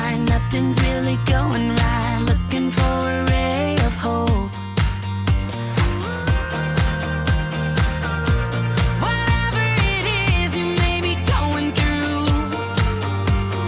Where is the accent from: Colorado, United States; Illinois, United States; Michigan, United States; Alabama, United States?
Colorado, United States; Colorado Springs; now in Alaska, United States; I grew up in Colorado Springs